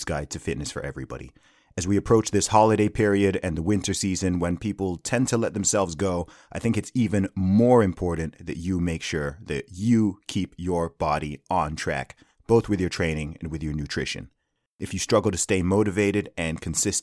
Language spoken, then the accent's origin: English; Saudi Arabia; I grew up in Saudi Arabia